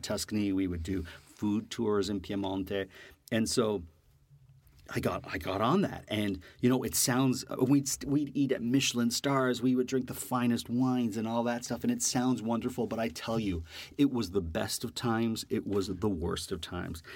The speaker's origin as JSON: {"language": "English", "country": "Canada", "also_born_or_lived": "New York", "moved": "yes", "said": "being this Canadian in New York"}